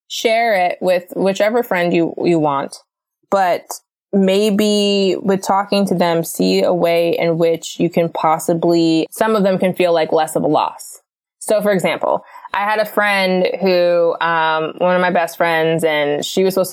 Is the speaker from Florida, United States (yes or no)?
yes; Florida, United States; now in Los Angeles, United States; we're from Florida.